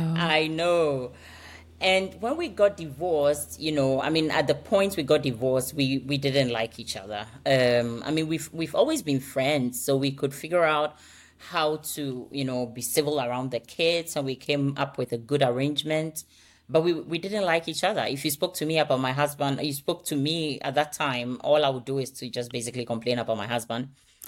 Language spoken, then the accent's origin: English; Ghana; also born or lived in United States / United Kingdom; now in Denmark; So my accent is, it's a combination of things everywhere, but originally I come from Ghana. I have lived a bit in the U.S. I've been in UK, and I think recently I spent a lot of my time here in Denmark.